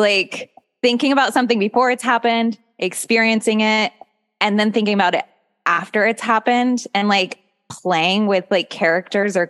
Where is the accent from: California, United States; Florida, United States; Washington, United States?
Washington, United States; Seattle; I'm from, I grew up mostly in Seattle